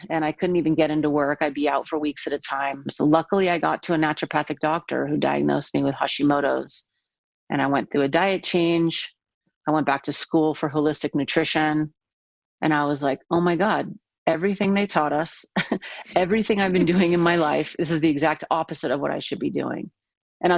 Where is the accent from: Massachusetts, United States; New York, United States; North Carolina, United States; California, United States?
California, United States; San Diego; I'm from San Diego